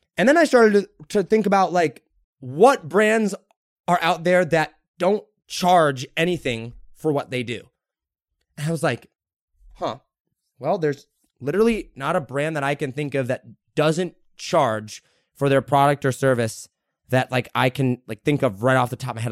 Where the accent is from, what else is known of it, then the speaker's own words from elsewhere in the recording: United States; I'm an American first